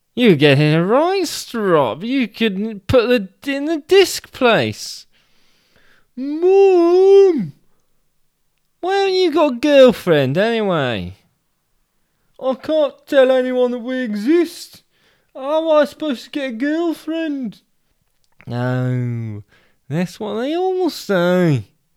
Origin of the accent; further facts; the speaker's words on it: Abingdon, South East England, United Kingdom; in my hometown, the town of Abingdon, we go to the pub